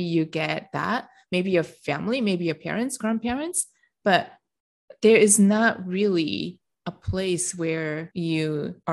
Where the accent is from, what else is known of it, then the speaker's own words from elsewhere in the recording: Japan; moved away; My childhood was very protected growing up in Japan